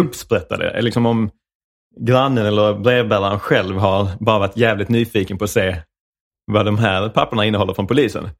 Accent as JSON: {"language": "Swedish", "town": "Rydsgård", "region": "Skåne", "country": "Sweden", "tie": "born or raised there", "accent": "Skånska", "said": "jag är uppvuxen, eh, någonstans på vischan mellan Malmö och Ystad, som heter Rydsgård."}